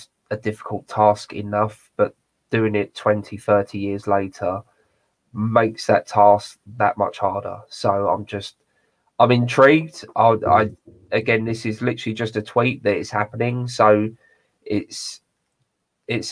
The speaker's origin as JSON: {"language": "English", "country": "United Kingdom", "accent": "British", "said": "my British accent"}